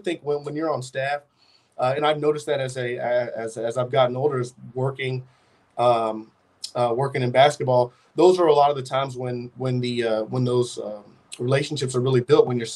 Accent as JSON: {"language": "English", "town": "Chandler", "region": "Arizona", "country": "United States", "tie": "born or raised there", "moved": "as an adult", "said": "I'm from Chandler, Arizona, a town right outside of Phoenix. I went to Hamilton High School."}